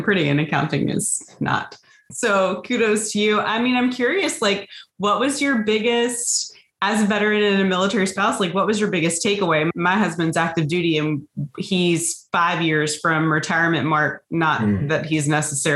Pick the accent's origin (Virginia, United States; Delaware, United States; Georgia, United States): Virginia, United States; Hampton Roads; moved away as an adult; also born or lived in San Diego / Manhattan; We are back in my hometown. I grew up in the Hampton Roads area of Virginia